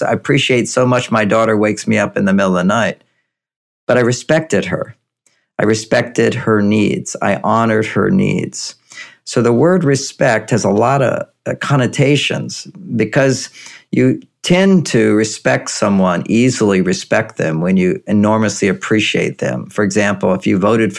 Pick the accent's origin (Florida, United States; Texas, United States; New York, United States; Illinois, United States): Texas, United States; I grew up in Texas